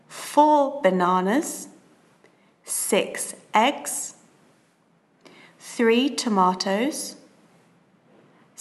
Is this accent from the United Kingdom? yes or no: yes; United Kingdom; now in London, United Kingdom; I'm British. I live in London, in England